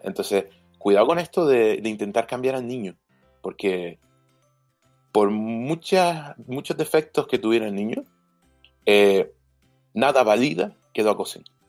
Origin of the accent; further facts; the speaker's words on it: Canary Islands, Spain; soy canario